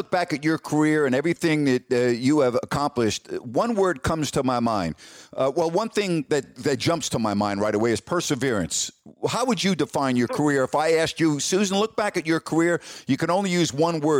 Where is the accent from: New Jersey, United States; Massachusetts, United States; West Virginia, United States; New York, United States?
New York, United States; Long Island; When I grew up on Long Island, I was born in 1959